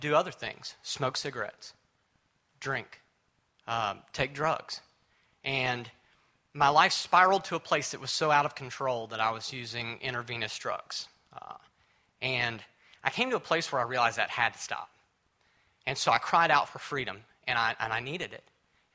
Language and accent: English; Mobile, Alabama, United States; I was born in Mobile, raised in church by my wonderful God-fearing mother